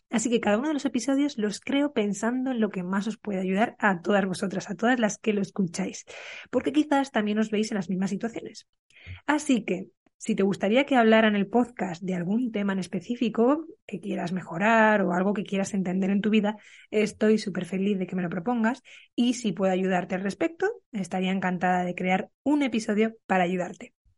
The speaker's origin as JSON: {"language": "Spanish", "town": "Burgos", "region": "Castile and León", "country": "Spain", "tie": "born or raised there", "moved": "yes", "said": "Yo ahora estoy en Burgos, en mi ciudad natal, en casa de mis padres"}